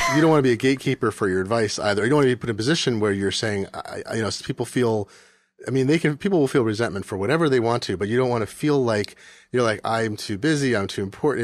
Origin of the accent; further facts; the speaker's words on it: Eugene, Oregon, United States; I grew up in Eugene